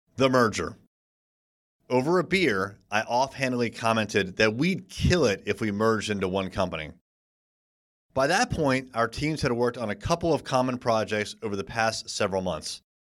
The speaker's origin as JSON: {"language": "English", "country": "United States", "said": "being an American"}